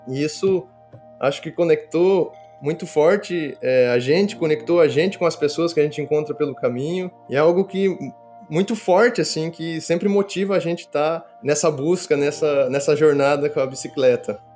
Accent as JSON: {"language": "Portuguese", "town": "Marechal Cândido Rondon", "region": "Paraná", "country": "Brazil", "tie": "born or raised there", "moved": "as an adult", "said": "eu sou natural de Marechal Cândido Rondon, que é região oeste do Paraná, uma cidade de 50 mil habitantes, e vivi sempre no sítio até os meus 17 anos"}